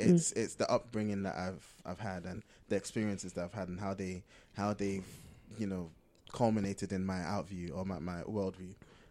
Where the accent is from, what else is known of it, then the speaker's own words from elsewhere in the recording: Ghana; Being Ghanaian, growing up in Ghana